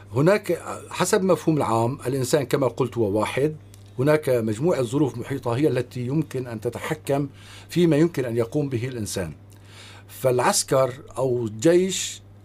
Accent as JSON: {"language": "Arabic", "country": "Syria", "said": "نحن كسوريين"}